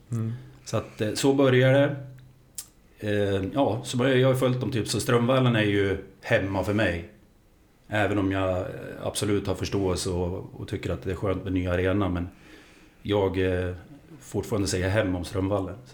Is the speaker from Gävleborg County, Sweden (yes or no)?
yes; Gävle, Gävleborg County, Sweden; framförallt Gävle IF eftersom jag är född och uppväxt på